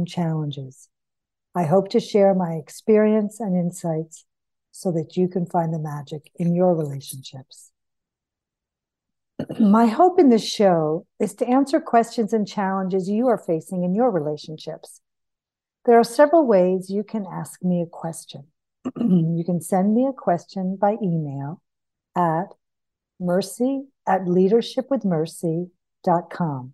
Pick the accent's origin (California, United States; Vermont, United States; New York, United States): Vermont, United States; St. Johnsbury; I moved back to my hometown on the other side of the state of Vermont, St. Johnsbury.